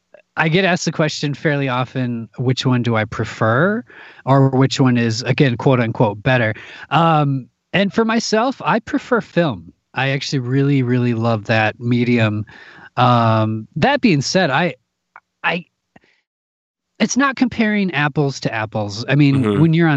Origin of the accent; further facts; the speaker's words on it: Midwest, United States; now in Minneapolis, United States; I come from the Midwest. I live in Minneapolis, Minnesota, and there's a ton of theater here.